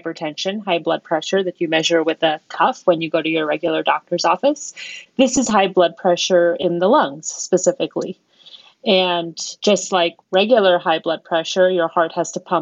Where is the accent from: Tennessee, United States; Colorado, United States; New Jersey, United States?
Colorado, United States; moved away as an adult; also born or lived in Baltimore, Maryland / New York; I am from Colorado